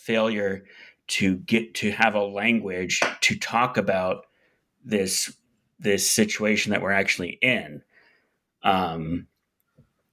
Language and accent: English; United States; as an American